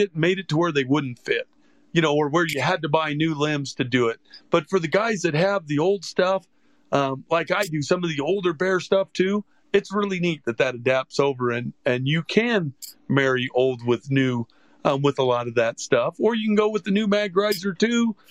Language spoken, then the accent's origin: English; Gainesville, Florida, United States; I grew up in Gainesville, Florida.